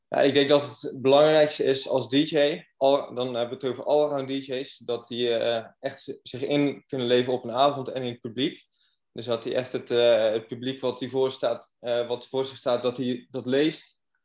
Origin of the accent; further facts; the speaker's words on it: Goes, Zeeland, Netherlands; Ik kom zelf uit Goes